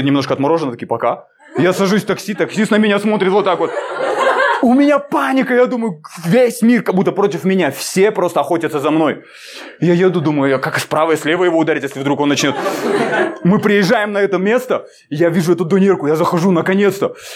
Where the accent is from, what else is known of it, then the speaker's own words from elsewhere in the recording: Almaty, Kazakhstan; я из Алматы